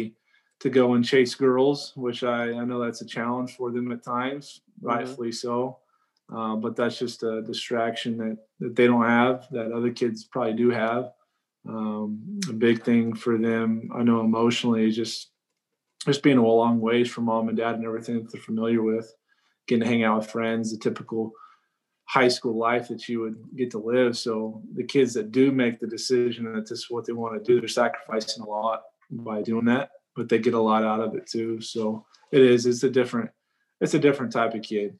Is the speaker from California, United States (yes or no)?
no; New Mexico, United States; I was from New Mexico